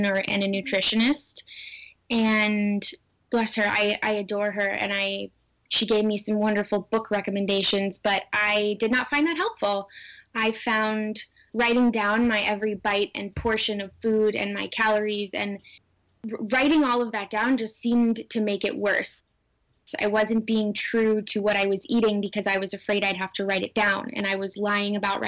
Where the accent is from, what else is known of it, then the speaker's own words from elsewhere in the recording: Southern California, United States; growing up in Southern California as a young girl